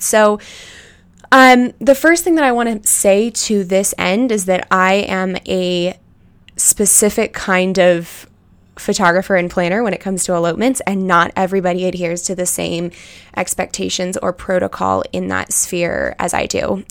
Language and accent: English; United States; I was born and raised in Tahoe